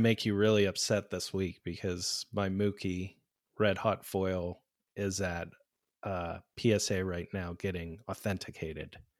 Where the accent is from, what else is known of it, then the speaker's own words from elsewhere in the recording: Pittsburgh, Pennsylvania, United States; moved away; I'm originally from Pittsburgh